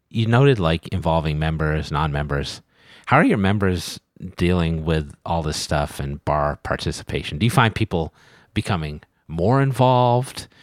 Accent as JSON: {"language": "English", "region": "New England", "country": "United States", "said": "I'm from New England"}